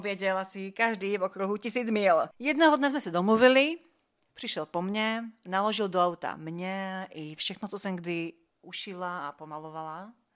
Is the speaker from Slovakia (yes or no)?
yes; Slovakia; jestli jsem Slovenka, jop, jsem